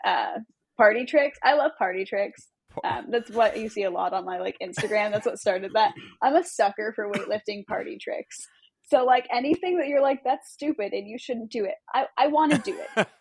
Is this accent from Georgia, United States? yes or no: no; Long Beach, California, United States; I'm from Long Beach. I'm SoCal born okay. and raised